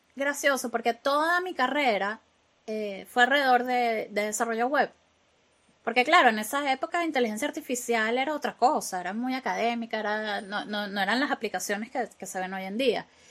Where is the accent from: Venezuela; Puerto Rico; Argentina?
Venezuela; accent: latino; first language Spanish; moved away as an adult; now in Glasgow, United Kingdom; nosotros, los venezolanos, hablamos como gritados.